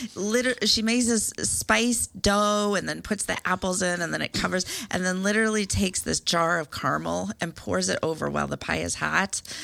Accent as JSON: {"language": "English", "region": "Iowa", "country": "United States", "said": "I'm from Iowa"}